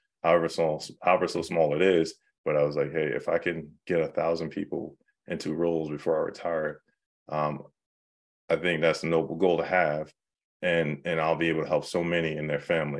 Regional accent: New York City, New York, United States; moved away; I'm from New York

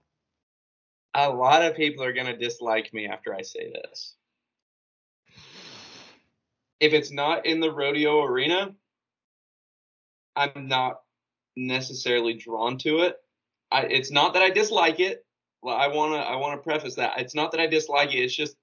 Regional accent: Western Oklahoma, United States; now in West Texas, United States; I grew up in Western Oklahoma and now I'm in West Texas

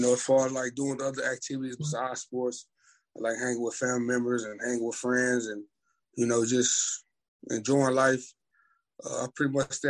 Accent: Orange, Texas, United States; I grew up in Orange, Texas, aka the Fruit City

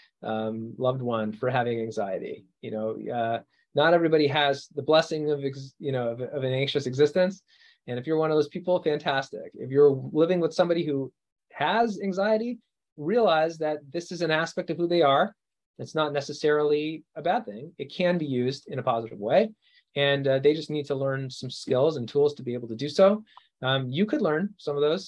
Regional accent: Canada; moved away; I'm from Canada originally

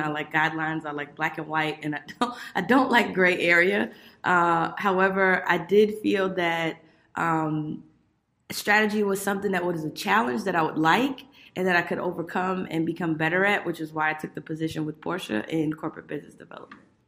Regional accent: Miami, Florida, United States; I grew up in Miami, Florida

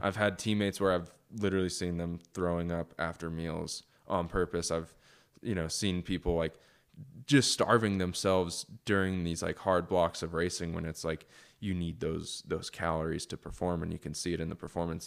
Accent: United States; as an American going to Europe

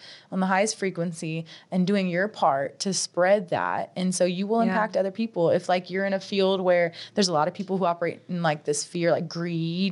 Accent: Cajun, Louisiana, United States; as a Cajun girl

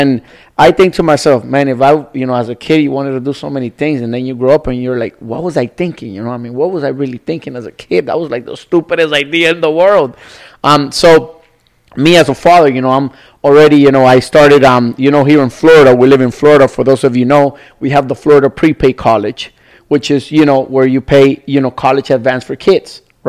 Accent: Nicaragua; So as a little kid, I was maybe 4 or 5. I was a kid, you know, I'm from Nicaragua.

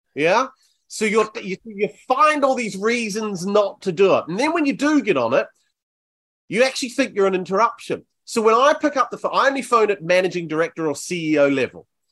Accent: New Zealand; now in Bournemouth, United Kingdom; I'm from New Zealand originally

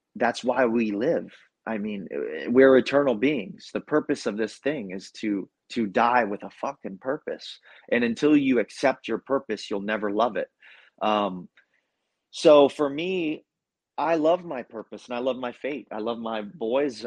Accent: Ohio, United States; also born or lived in Central Florida; now in Florida, United States; I'm from Ohio

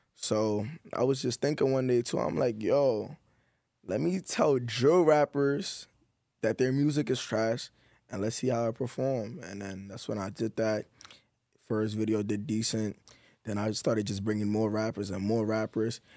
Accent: New York, United States; I'm from New York

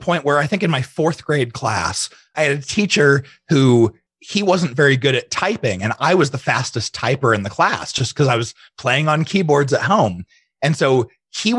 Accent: Arizona, United States; also born or lived in Utah / Ukraine; I was born and raised in Utah. And I don't claim that very often because most of my upbringing was in Arizona.

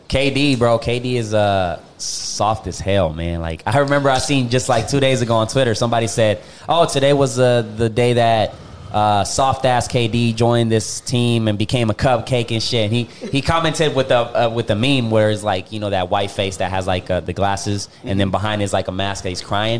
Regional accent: Puerto Rico; I'm from Puerto Rico.

